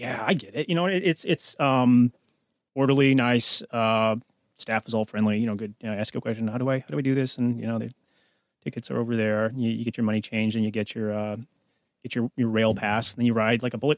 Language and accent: English; United States; as an American